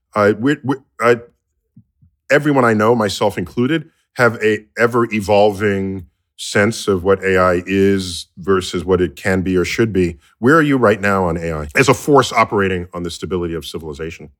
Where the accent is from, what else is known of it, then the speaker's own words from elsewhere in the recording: United States; I grew up here in the United States